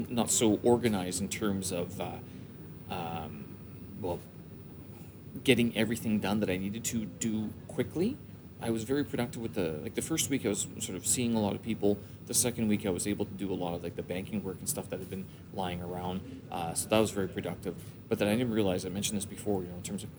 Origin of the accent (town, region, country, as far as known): Winnipeg, Manitoba, Canada; born or raised there; moved away as an adult; now in China